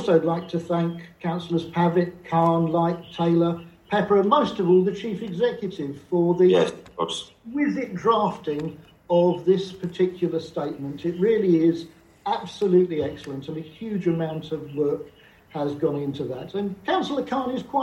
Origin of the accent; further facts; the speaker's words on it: London, United Kingdom; moved away; I was born in East London and grew up in North London in a heavily Jewish area